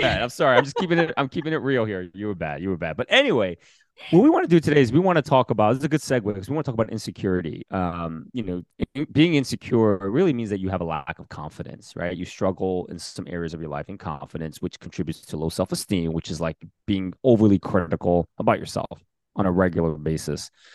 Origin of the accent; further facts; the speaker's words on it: Bergen County, New Jersey, United States; also born or lived in Queens, New York; growing up in Bergen County